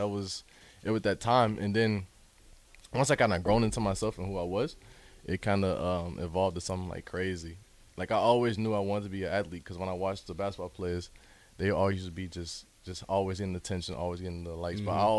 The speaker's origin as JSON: {"language": "English", "town": "Memphis", "region": "Tennessee", "country": "United States", "tie": "born there", "also_born_or_lived": "Atlanta", "said": "Because I was born in Memphis, but I had to move to Atlanta."}